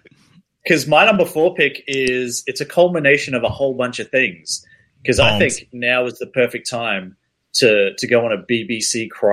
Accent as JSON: {"language": "English", "country": "United Kingdom", "said": "Being British"}